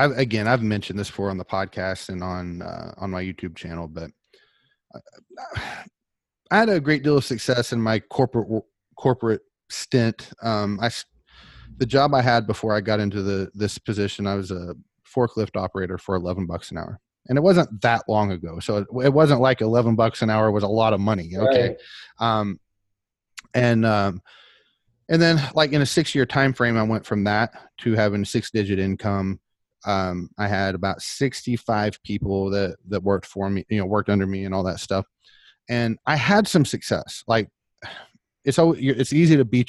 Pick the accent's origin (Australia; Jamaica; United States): United States; Oklahoma; I'm from Oklahoma